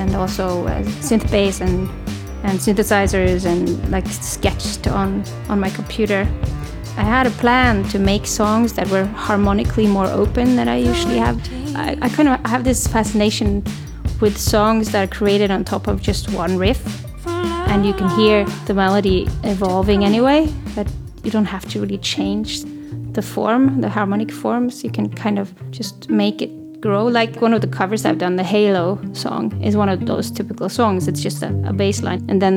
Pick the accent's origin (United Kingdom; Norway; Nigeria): Norway; moved away as an adult; also born or lived in Sweden; now in Oslo, Norway; my hometown, my small hometown